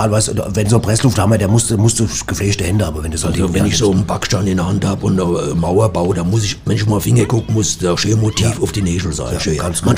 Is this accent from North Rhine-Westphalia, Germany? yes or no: yes; Cologne, North Rhine-Westphalia, Germany; Also ich komme ja aus Köln und wir Kölner sind ja von Hus und äh, schickomatmäßig unterwegs.